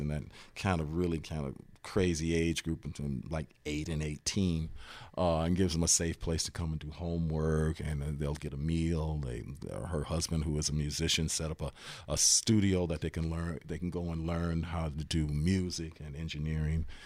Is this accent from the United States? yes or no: yes; Cleveland, Ohio, United States; a kid growing up in Cleveland